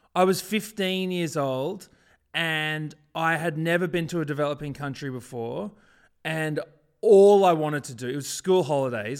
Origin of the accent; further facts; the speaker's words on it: Brisbane, Queensland, Australia; when I was growing up in Brisbane, man, there were barely any African people